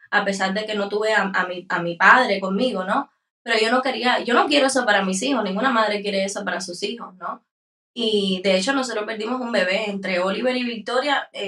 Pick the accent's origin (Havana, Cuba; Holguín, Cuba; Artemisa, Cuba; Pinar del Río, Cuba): Artemisa, Cuba; San Antonio de los Baños; Nosotros somos de San Antonio de los Baños, un pueblo en Habana Campo.